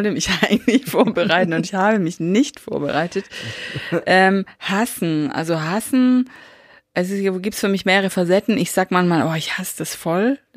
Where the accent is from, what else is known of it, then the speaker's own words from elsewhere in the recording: Baden-Württemberg, Germany; Wir sind halt Schwaben.